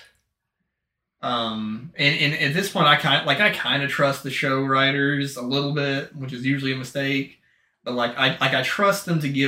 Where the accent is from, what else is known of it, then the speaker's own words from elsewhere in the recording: United States; I'm from America